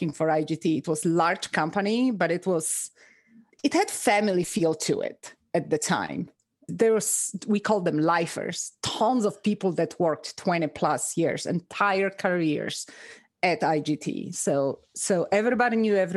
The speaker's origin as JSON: {"language": "English", "country": "Poland", "also_born_or_lived": "Reno, Nevada, United States", "moved": "as an adult", "lives_now": "United States", "said": "I'm originally from Poland"}